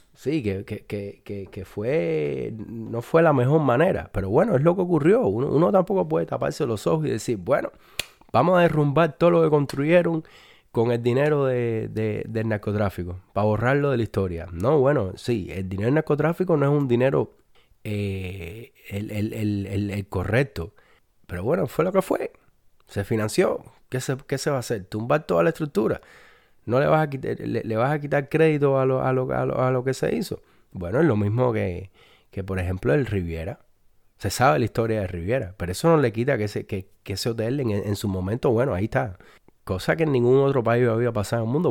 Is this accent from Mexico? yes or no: no; Cuba; los cubanos somos españoles